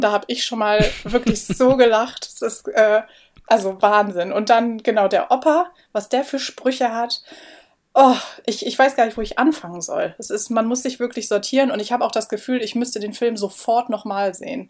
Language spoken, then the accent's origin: German; Bremen, Germany; now in Hamburg, Germany; ich komme ja aus Bremen